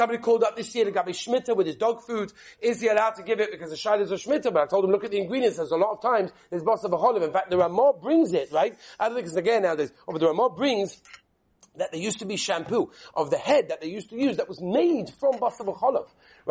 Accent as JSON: {"language": "English", "region": "England", "country": "United Kingdom", "said": "I'm English"}